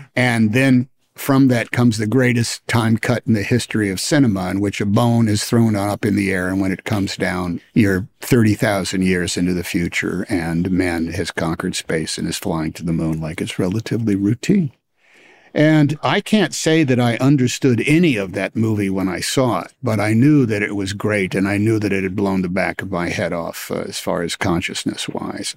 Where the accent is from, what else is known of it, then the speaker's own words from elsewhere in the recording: Oakland, California, United States; I was from Oakland